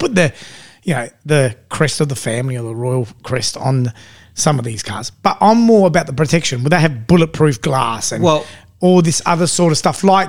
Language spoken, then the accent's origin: English; England, United Kingdom; And I said, Michael, we're English.